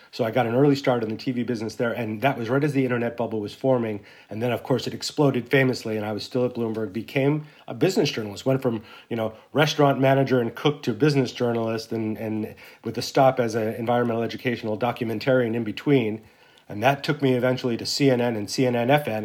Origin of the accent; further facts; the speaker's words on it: Santa Fe, New Mexico, United States; moved away as an adult; I grew up in Santa Fe, New Mexico